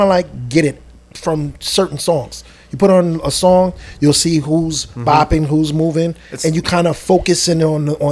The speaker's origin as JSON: {"language": "English", "town": "New York City", "region": "New York", "country": "United States", "said": "I'm from Brooklyn"}